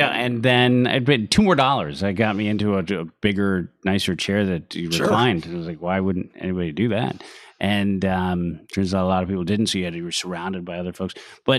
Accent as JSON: {"language": "English", "town": "San Francisco", "region": "California", "country": "United States", "tie": "born or raised there", "said": "growing up in San Francisco"}